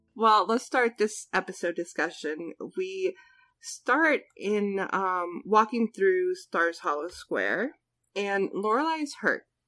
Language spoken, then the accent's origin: English; New Jersey, United States; I'm from New Jersey. Diners are always open.